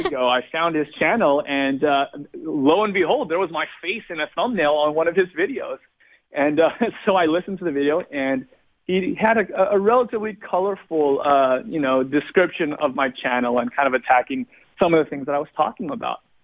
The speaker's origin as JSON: {"language": "English", "town": "Glendale", "region": "California", "country": "United States", "tie": "born or raised there", "said": "I was born and raised in Southern California, uh, just not too far away from Los Angeles or from uh, Hollywood, actually, in a little place called Glendale"}